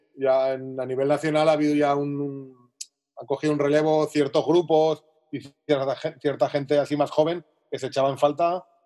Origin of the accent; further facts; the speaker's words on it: Zaragoza, Aragon, Spain; moved away as an adult; now in Alicante, Spain; me mudé de Zaragoza a Alicante, yo soy de Zaragoza, ahora vivo en Alicante